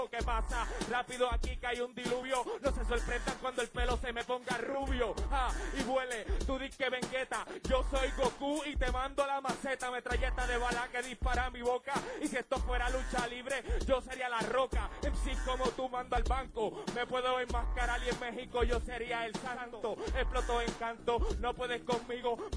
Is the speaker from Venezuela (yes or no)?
yes; Venezuela; Ganaste en mi país, tú ganaste en Venezuela.